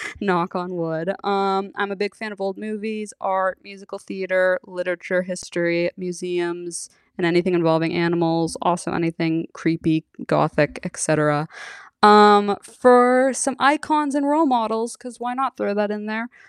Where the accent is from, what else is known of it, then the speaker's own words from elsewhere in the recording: San Francisco, California, United States; I am from San Francisco, born and raised